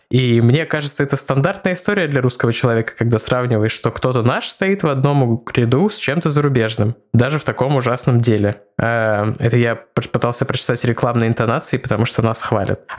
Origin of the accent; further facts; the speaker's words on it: Noyabrsk, Yamalo-Nenets Autonomous Okrug, Russia; что именно в Ямало-Ненецком автономном округе в городе Ноябрьск, откуда я родом.